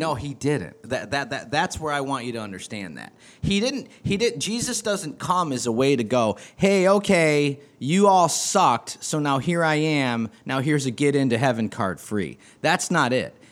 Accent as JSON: {"language": "English", "region": "East Coast", "country": "United States", "said": "Irish from the East Coast"}